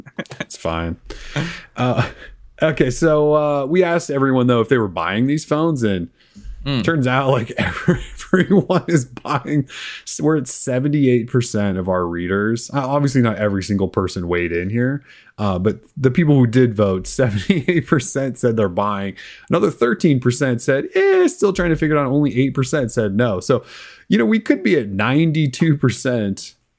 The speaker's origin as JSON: {"language": "English", "region": "Pacific Northwest", "country": "United States", "said": "I don't have an accent. I'm from the Northwest. Like, people in the Northwest don't have accents."}